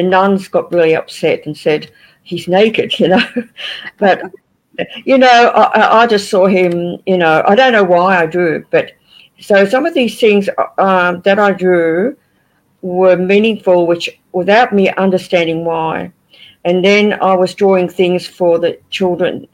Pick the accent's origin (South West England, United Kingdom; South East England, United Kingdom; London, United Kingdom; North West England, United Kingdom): North West England, United Kingdom; Liverpool; now in Australia; Look, I was born in England. I was born in Liverpool